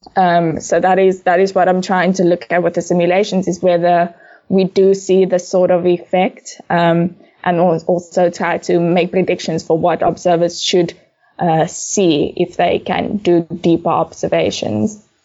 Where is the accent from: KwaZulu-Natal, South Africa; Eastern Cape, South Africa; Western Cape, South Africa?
Western Cape, South Africa; Cape Town; I'm originally from Cape Town. Uh, I grew up mostly in Bellville South